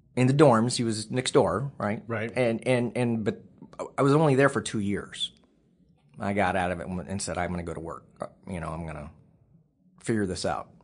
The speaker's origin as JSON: {"language": "English", "town": "Waukee", "region": "Iowa", "country": "United States", "tie": "born or raised there", "also_born_or_lived": "Missouri / West Des Moines, Iowa", "said": "we moved to um, West Des Moines, Iowa"}